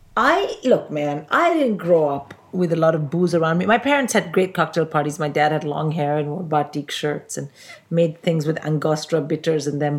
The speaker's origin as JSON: {"language": "English", "country": "India", "also_born_or_lived": "Oxford, United Kingdom", "moved": "as an adult", "said": "I'm from India"}